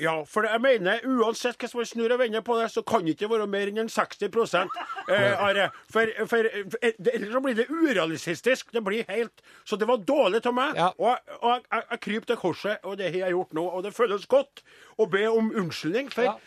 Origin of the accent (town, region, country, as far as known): Trøndelag, Norway; accent: Trøndersk